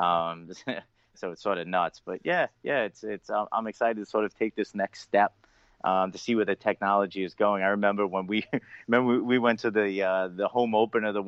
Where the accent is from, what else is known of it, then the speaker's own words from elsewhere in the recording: Long Island, New York, United States; accent: Long Island; my Long Island accent